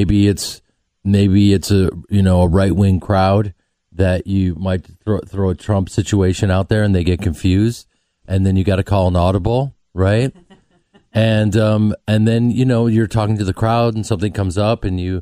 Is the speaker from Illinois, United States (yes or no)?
yes; Chicago, Illinois, United States; I'm from Chicago